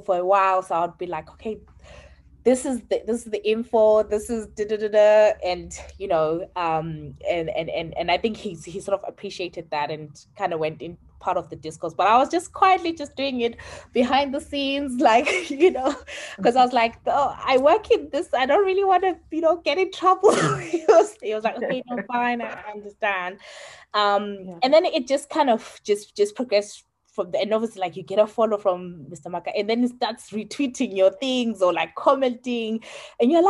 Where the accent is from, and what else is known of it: Zimbabwe